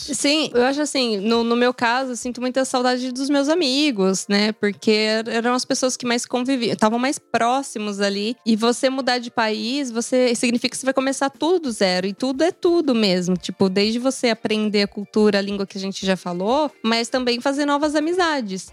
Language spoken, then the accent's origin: Portuguese; Brazil; moved away as an adult; eu sou do Brasil